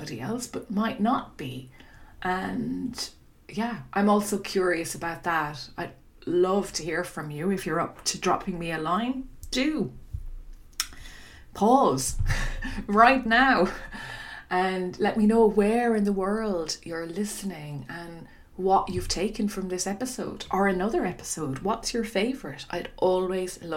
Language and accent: English; Dingle, Munster, Ireland; my hometown of Dingle